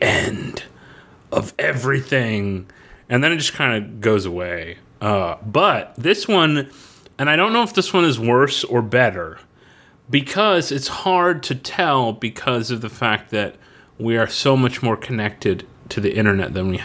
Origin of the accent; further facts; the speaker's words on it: Florida, United States; growing up in Florida